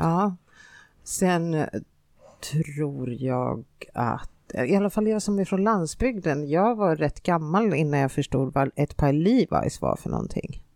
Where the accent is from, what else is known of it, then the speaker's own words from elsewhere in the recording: Finland; moved away; also born or lived in Stockholm, Sweden; jag har ju bott i Finland och jag har inte bott i en storstad, jag har bott i en liten, liten by med 3000 invånare.